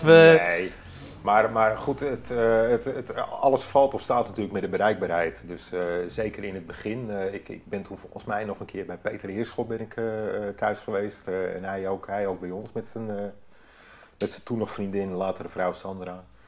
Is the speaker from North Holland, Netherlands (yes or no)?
yes; Hoorn, North Holland, Netherlands; ik eh, ben geboren in Hoorn. Ik ben opgegroeid in Hoorn